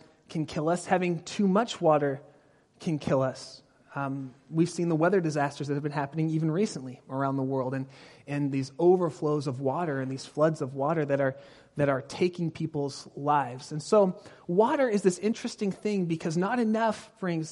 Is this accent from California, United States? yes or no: yes; Pasadena, California, United States; moved away as an adult; now in Northern California, United States; Until I was 18, I grew up in Southern California, down by Pasadena